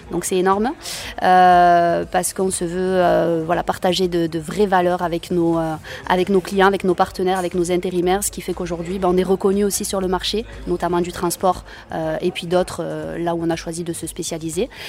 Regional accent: Béziers, Occitania, France; Je suis une native de Béziers, donc euh, je

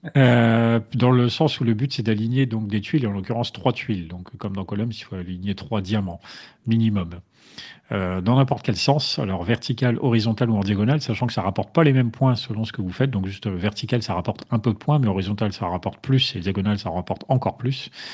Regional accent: the North, France; je suis du Nord.

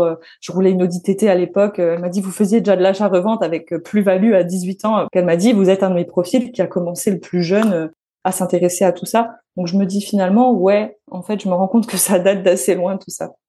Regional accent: Metz, Grand Est, France; Je suis née à Metz.

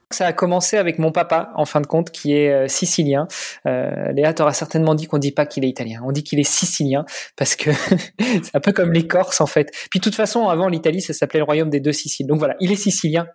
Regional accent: Normandy, France; moved away as an adult; also born or lived in Paris, France / Italy; now in Luxembourg; avec ma sœur, on a grandi en Normandie

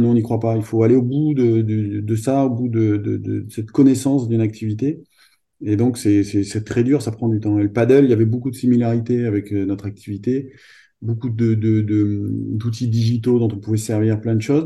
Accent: Clermont-Ferrand, Auvergne-Rhône-Alpes, France; Moi, je suis originaire de Clermont-Ferrand, d'Auvergne

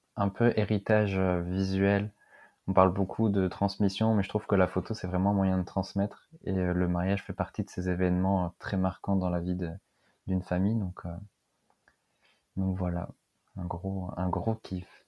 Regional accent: Lille, Hauts-de-France, France; moved away as an adult; also born or lived in south of Rennes; now in Rennes, France; Je suis originaire de Lille, mais je suis venu en Bretagne par amour.

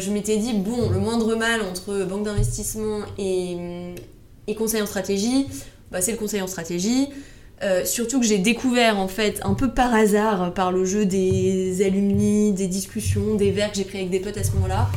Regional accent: Paris, Île-de-France, France; je suis née, j'ai grandi à Paris, donc petite bulle parisienne.

